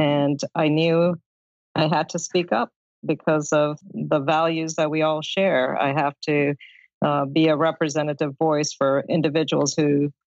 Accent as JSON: {"language": "English", "region": "Georgia", "country": "United States", "tie": "born or raised there", "also_born_or_lived": "India", "moved": "yes", "lives_now": "Richmond, United States", "said": "I grew up in Georgia, so I've always had a deep love and affection for the South."}